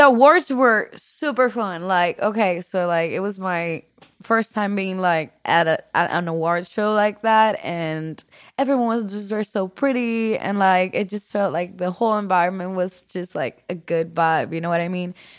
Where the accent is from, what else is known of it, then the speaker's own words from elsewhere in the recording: Puerto Rico; accent: Puerto Rican; English is a second language; now in Los Angeles, United States; I'm from Puerto Rico, right? In Puerto Rico, we're a mix of Spaniards, Taino Indians, and African Americans